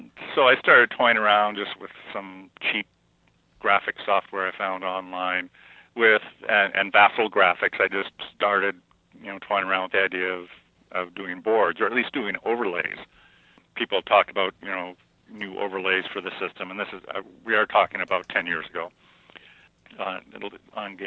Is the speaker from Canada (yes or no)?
yes; Canada; being Canadian